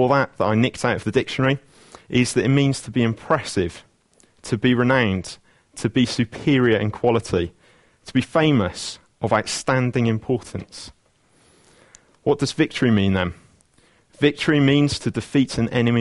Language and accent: English; Wales, United Kingdom; It's good being a Welshman.